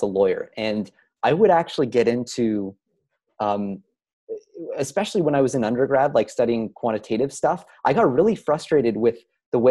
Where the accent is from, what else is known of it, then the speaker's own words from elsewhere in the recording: Canada; we're Canadian